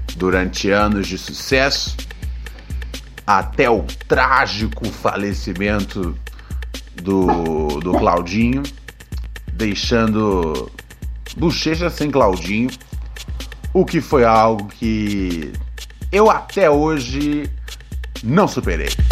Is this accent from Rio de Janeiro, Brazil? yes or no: yes; Rio de Janeiro, Brazil; moved away as an adult; já saí do Rio de Janeiro já tem já uns 10 anos